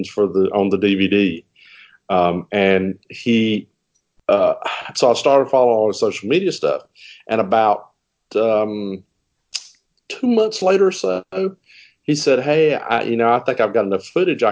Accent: Virginia, United States; now in North Carolina, United States; My hometown in Virginia

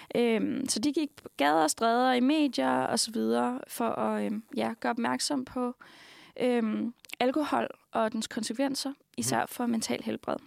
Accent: Denmark

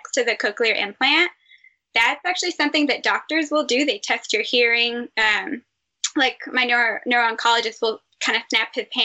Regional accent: Texas, United States; moved away; I'm from Texas

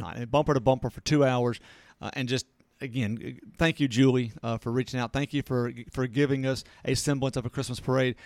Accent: Natchez, Mississippi, United States; I'm from Natchez

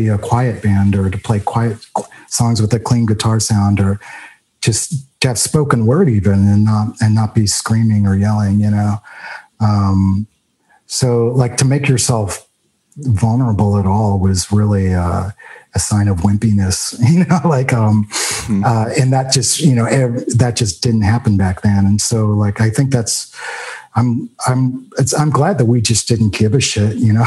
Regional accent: Louisville, Kentucky, United States; moved away; I grew up in Louisville

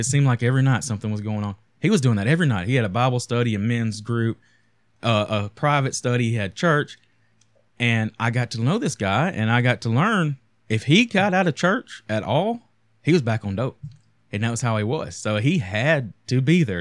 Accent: United States; a American poor kid growing up

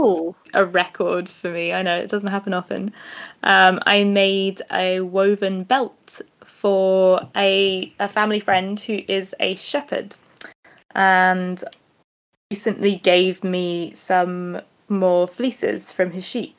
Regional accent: Eastbourne, South East England, United Kingdom; Well, I'm from Eastbourne

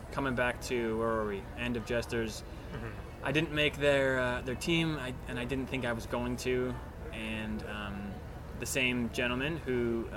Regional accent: Chicago, Illinois, United States; now in Phoenix, United States; I'm from Chicago, I was home

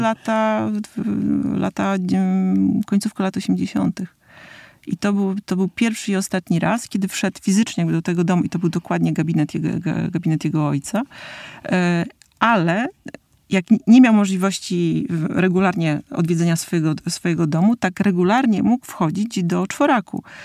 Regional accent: Warmian-Masurian Voivodeship, Poland; jako Mazur

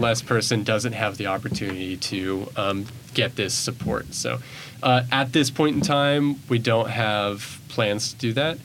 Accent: Bentonville, Arkansas, United States; moved away as an adult; now in Memphis, United States; I come from Bentonville, Arkansas, which is ooh, Walmart town, very well funded. Uh, Bentonville High School

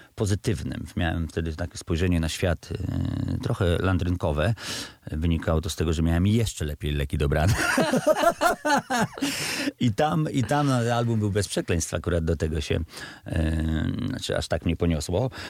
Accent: Radom, Masovian Voivodeship, Poland; moved away as an adult; also born or lived in Września; mój młodzieńczy Radom

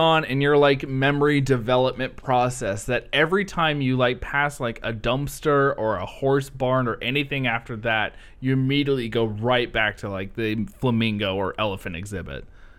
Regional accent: Ohio, United States; I'm from Ohio.

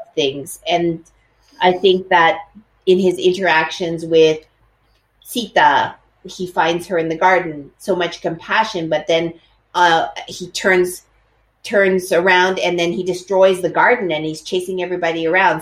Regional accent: Edmonton, Alberta, Canada; when I was growing up, at that time there were no no Asians um, in in the place that I lived. I lived in Edmonton, in Alberta, in Canada.

